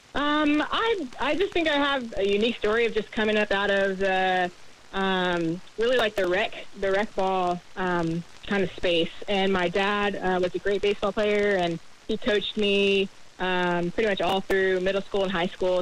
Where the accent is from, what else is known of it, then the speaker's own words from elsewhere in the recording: Jacksonville, Florida, United States; growing up in Jacksonville